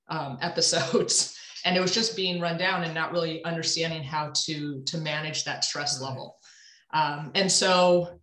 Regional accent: St. Louis, Missouri, United States; also born or lived in Evanston, Illinois; I actually was born and raised in St. Louis. So I'm a Midwest girl at heart

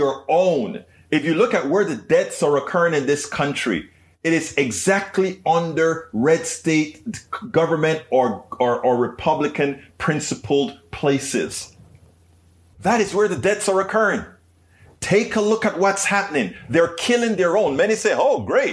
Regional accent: Panama; moved away; I was raised in Panama

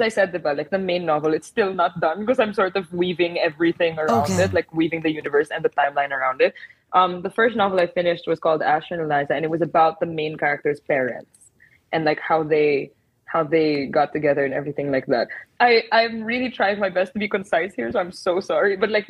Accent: Philippines; I didn't grow up in the States. Like, I was born and raised in the Philippines

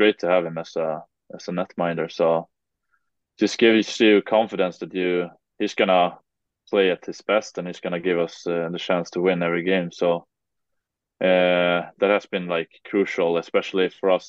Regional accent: Sweden; English is a second language; moved away as an adult; now in Kirkcaldy, United Kingdom; for me as a Swede, we're pretty comfortable playing and talking English

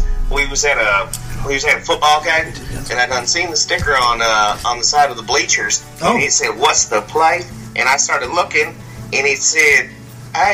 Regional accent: Jacksonville, Florida, United States; I'm right there, Jacksonville, Florida. Right on the Florida, Georgia line

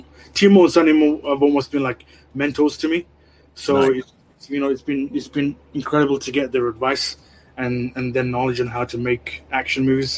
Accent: India; I'm Indian

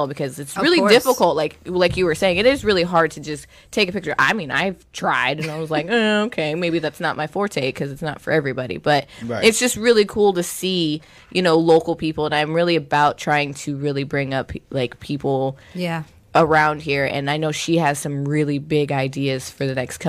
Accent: Sarasota, Florida, United States; also born or lived in Pennsylvania; being an artist and growing up in Sarasota, I mean, I went to Booker, I did the whole VPA program, like my whole major was in art.

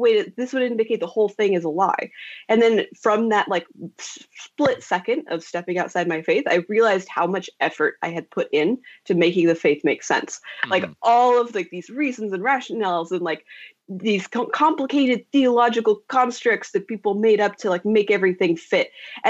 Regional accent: Idaho, United States; born or raised there; now in San Francisco, United States

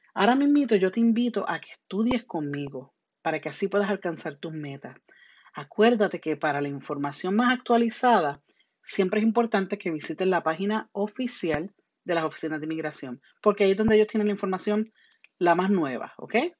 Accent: Puerto Rico; first language Spanish; now in United States; Yo soy de Puerto Rico.

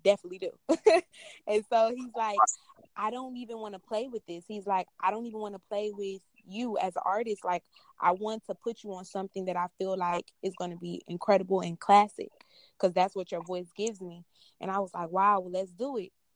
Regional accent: Houston, Texas, United States; I'm from Houston

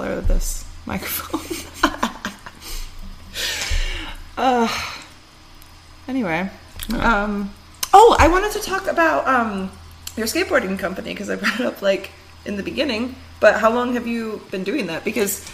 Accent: Michigan, United States; moved away; also born or lived in California / Washington; growing up in Michigan

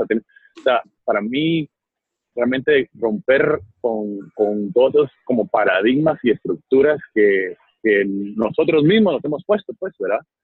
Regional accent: Guatemala; como Chapín yo me siento muy orgulloso de nuestras empresas nacionales

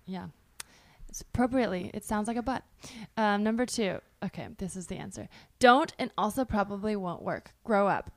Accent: Bay Area, California, United States; born or raised there

